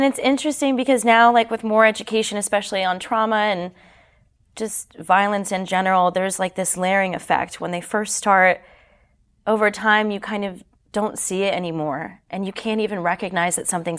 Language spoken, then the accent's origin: English; Canada; moved away; And then when we moved down here from Canada, because I'm Canadian